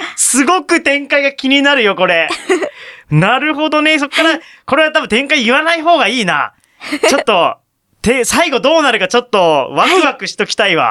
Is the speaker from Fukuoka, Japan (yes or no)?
yes; Fukuoka, Japan; moved away; 僕、福岡出身ですから